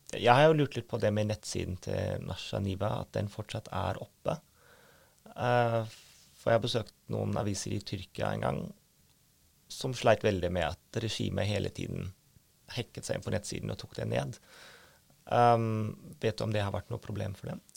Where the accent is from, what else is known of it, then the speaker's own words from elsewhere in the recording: Germany; now in Norway; jeg er født i Øst-Tyskland